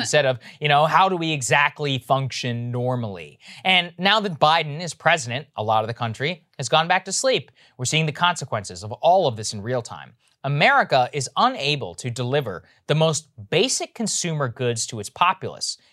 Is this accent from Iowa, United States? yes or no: no; Texas, United States; moved away; this is my home state.